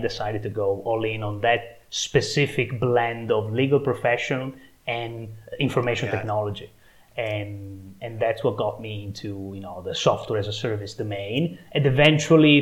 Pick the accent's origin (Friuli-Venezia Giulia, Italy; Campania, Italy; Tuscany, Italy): Friuli-Venezia Giulia, Italy; Trieste; moved away as an adult; also born or lived in London, England; now in Trieste, Italy; now I'm back in my hometown, yeah, in Italy, Trieste